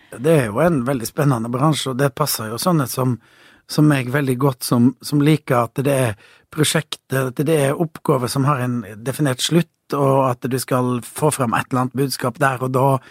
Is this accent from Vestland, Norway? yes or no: yes; Voss, Vestland, Norway; moved away; also born or lived in Kristiansand; på Voss, der jeg kommer fra